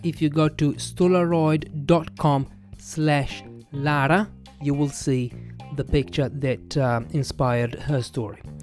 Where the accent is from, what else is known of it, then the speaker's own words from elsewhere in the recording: Italy; I'm an English teacher from Italy